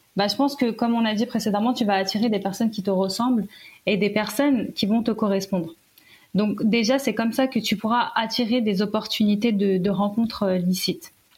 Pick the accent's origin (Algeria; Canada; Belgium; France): Algeria; moi je suis algérienne